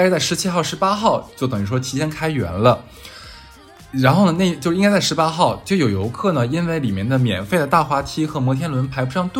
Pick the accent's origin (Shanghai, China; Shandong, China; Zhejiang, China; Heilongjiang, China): Heilongjiang, China; Harbin; moved away; 因为我是哈尔滨人，虽然我在外地，但是我是哈尔滨人，